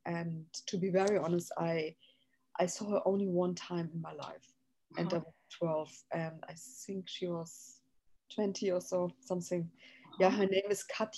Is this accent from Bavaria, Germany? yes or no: no; Frankfurt, Hesse, Germany; English is a second language; moved away as an adult; also born or lived in Berlin / Amsterdam; now in Los Angeles, United States; I was born in Frankfurt. There's a West Frankfurt and an East Frankfurt. So I was born in the West Frankfurt, basically in Frankfurt am Main.